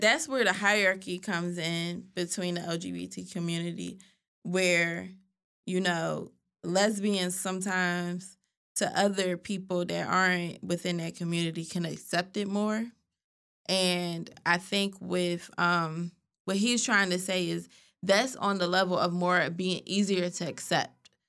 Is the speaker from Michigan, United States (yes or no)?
no; Philadelphia, Pennsylvania, United States; We're from Philly.